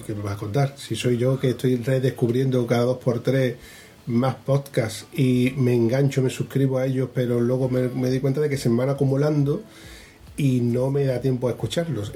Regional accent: Huelva, Andalusia, Spain; yo soy de Huelva

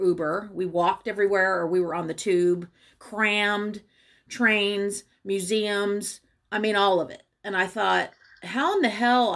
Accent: Charleston, South Carolina, United States; now in New Orleans, United States; I grew up on Folly Beach in Charleston

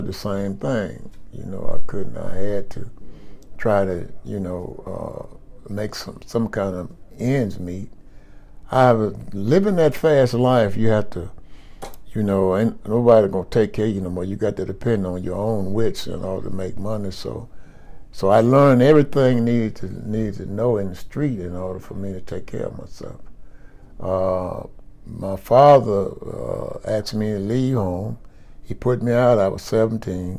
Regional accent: Birmingham, Alabama, United States; I was born and raised in Birmingham, Alabama

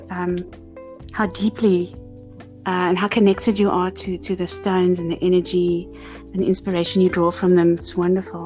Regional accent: South Africa; I'm South African, as you know, born in Africa.

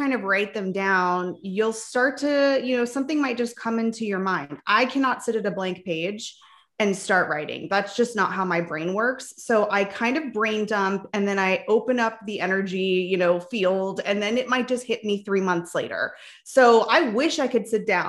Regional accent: Palm Springs, California, United States; also born or lived in Nebraska; now in Arizona, United States; I was actually born in Nebraska, but I grew up in Southern California in the desert, Palm Springs area

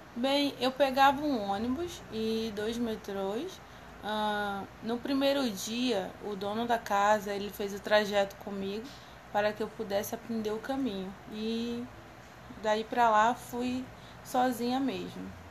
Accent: Rio de Janeiro, Brazil; eu era do Rio de Janeiro

